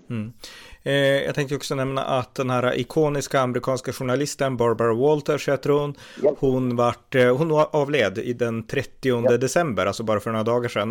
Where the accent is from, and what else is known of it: Sweden